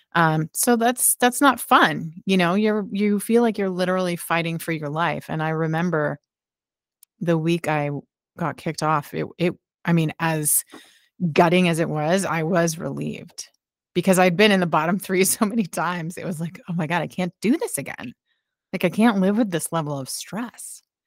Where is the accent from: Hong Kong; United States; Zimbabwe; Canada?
Canada; Halifax, Nova Scotia; rock radio show in Halifax, my hometown.